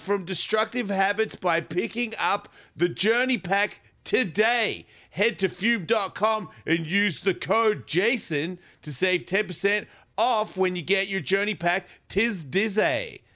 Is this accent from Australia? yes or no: yes; Australia; I'm from Australia.